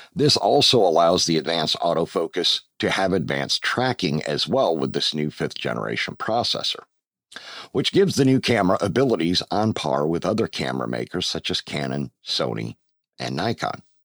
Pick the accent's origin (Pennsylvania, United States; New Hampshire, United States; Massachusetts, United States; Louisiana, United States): Pennsylvania, United States; moved away as an adult; also born or lived in Georgia; now in Roxboro, United States; my home state of Pennsylvania